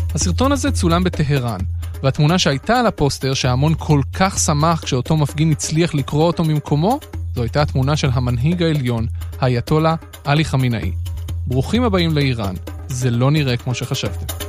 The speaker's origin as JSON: {"language": "Hebrew", "country": "Israel", "said": "ישראלים כמוני שנולדו אחרי המהפכה"}